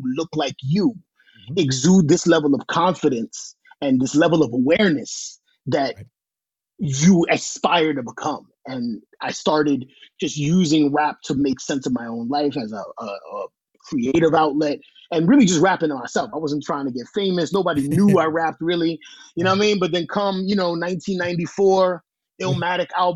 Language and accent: English; New York City, New York, United States; I'm a boy from Washington Heights, New York City, right? Right above Harlem, right across from the Bronx